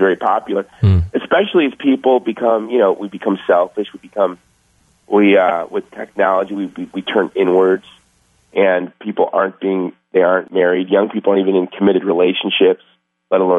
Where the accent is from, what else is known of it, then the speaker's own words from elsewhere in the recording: United States; I was raised in Section 8 housing by a single mom, and in this country, I've been given every opportunity in the world